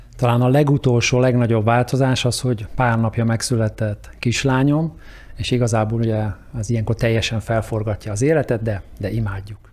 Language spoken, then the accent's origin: Hungarian; Hungary; moved away as an adult; now in United States; magyarnak születtem, és ahonnan mi indultunk